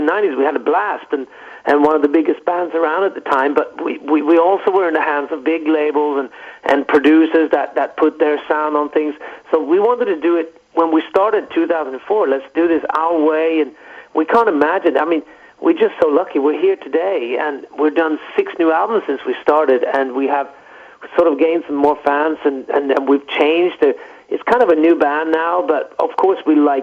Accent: Stockholm, Stockholm County, Sweden; we grew up in Stockholm, just outside Stockholm.

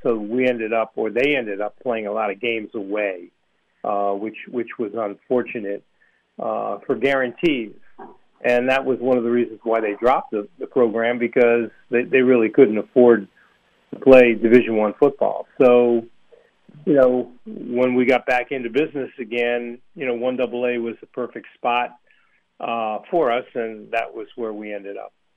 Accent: Villanova, Pennsylvania, United States; that's my hometown. Uh, you know, I used to go to Villanova football games as a kid

